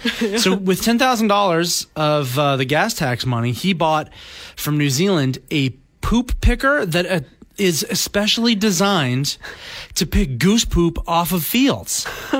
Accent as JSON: {"language": "English", "country": "Canada", "said": "I'm a Canadian"}